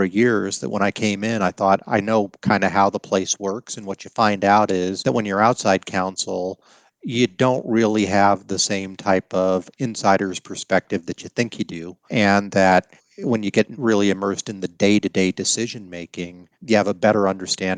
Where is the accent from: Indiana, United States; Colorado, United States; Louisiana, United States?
Colorado, United States; I grew up in Colorado